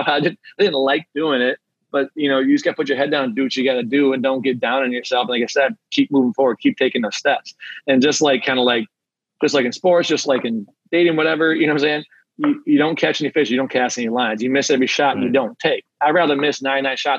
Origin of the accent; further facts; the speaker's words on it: Traverse City, Michigan, United States; I'm from Traverse City. I moved back.